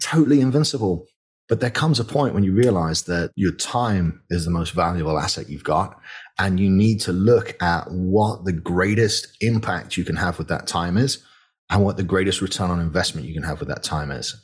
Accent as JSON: {"language": "English", "region": "the north of England", "country": "United Kingdom", "tie": "born or raised there", "moved": "as an adult", "lives_now": "Bryan, Texas, United States", "said": "I grew up in Northern England and, and money was tight"}